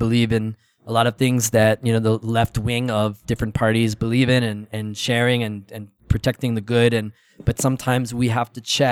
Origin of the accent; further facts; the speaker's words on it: United States; moved away as an adult; I'm American